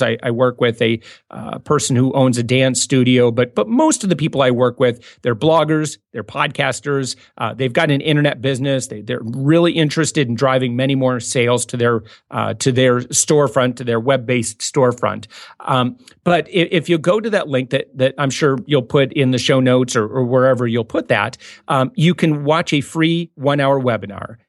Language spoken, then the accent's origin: English; West Michigan, United States; moved away as an adult; I'm from West Michigan